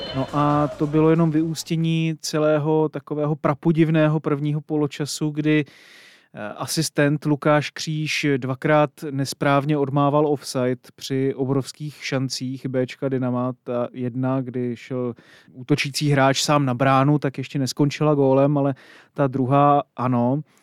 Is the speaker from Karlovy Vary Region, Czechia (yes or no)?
no; Kroměříž, Zlín Region, Czechia; chodil eh, na gymnázium eh, ve svém rodném městě